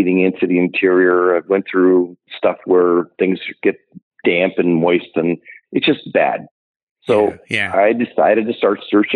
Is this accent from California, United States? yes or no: no; Ohio, United States; moved away as an adult; now in Minnesota, United States; I grew up in Ohio